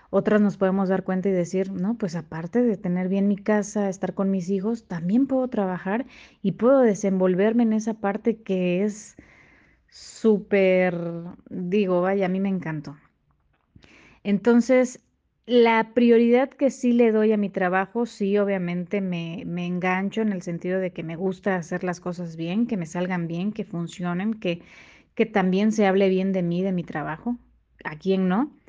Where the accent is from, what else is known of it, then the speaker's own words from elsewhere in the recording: Quintana Roo, Mexico; soy de Quintana Roo. Hemos estado en diferentes ciudades por cuestiones laborales de mi marido.